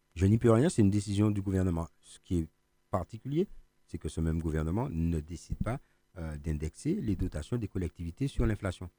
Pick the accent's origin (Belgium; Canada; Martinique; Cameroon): Martinique; nous-mêmes en tant que Martiniquais